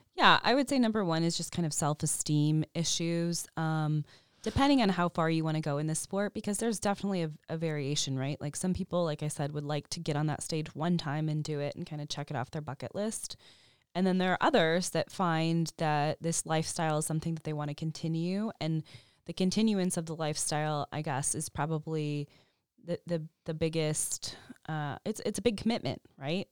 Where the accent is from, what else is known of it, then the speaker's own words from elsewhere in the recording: Chicago, Illinois, United States; moved away as an adult; also born or lived in San Francisco; when I moved from San Francisco to Chicago, back to Chicago, I'm from here